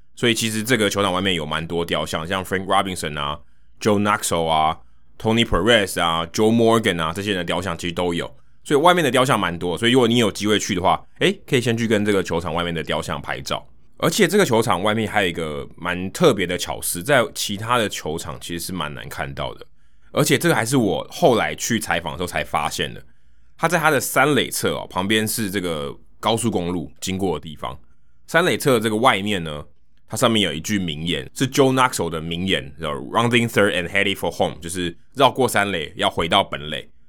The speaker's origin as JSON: {"language": "Chinese", "country": "Taiwan", "said": "他就会知道我来自台湾"}